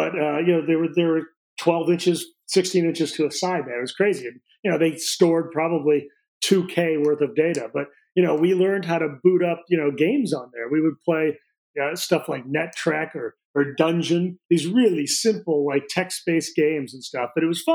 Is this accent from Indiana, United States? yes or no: no; Peoria, Illinois, United States; born there; The easiest way to describe it is the city I was born in Illinois is called Peoria.